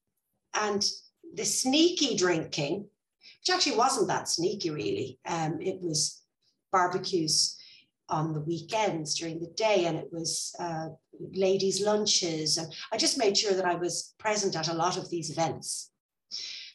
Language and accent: English; Ireland; now in Spain; I'm Irish